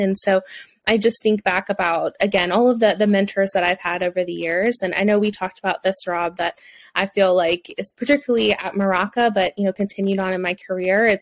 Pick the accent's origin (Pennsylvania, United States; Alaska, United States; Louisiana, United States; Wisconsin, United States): Louisiana, United States; accent: southern; also born or lived in Alabama; now in Florida, United States; I grew up in Louisiana, and then I lived in Alabama for 5 years, and now I live in Florida. So I feel like you'll probably hear my southernness come out at times